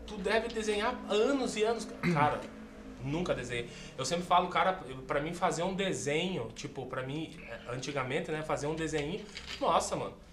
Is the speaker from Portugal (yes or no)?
no; Concórdia, Santa Catarina, Brazil; moved away as an adult; also born or lived in Florianópolis / Curitiba; Tenho 36 anos, sou natural aqui de Concórdia, fiquei um tempo fora, fiquei em Floripa, fiquei em Curitiba